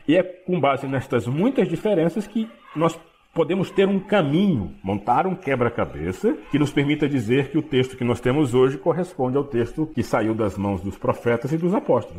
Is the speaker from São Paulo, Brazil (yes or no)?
no; Belém, Pará, Brazil; falo para vocês de Belém do Pará, sou paraense, nasci nesta cidade